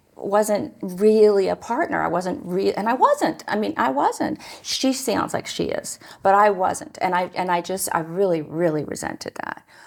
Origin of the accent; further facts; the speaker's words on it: Newark, Ohio, United States; I grew up in Newark, Ohio